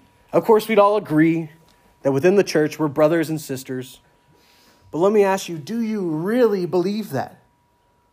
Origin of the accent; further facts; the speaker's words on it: the South, United States; moved away as an adult; I'm from the South, but I'm used to calling everyone brother or sister because down South, everyone says that in the church.